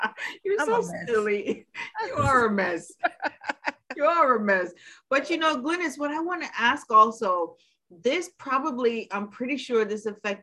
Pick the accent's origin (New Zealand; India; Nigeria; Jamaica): Jamaica; now in New York, United States; we are Caribbean people, you know, and we're from Jamaica